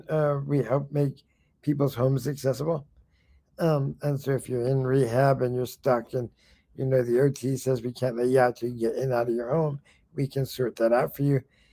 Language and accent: English; New York, United States; also born or lived in California; I came from California originally. Originally I came from New York, but last stop was California.